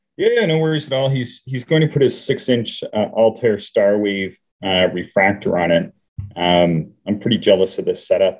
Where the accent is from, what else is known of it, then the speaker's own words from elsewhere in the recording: Canada; I, am Canadian, but I grew up on American TV